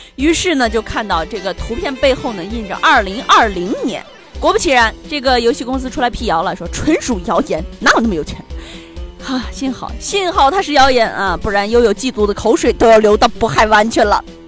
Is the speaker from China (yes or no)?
yes; northern China, China; 因为我是个北方人